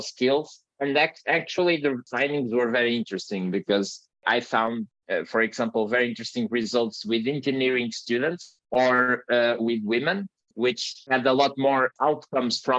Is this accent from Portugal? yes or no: yes; Portugal; from Portugal, small country in the tail of Europe.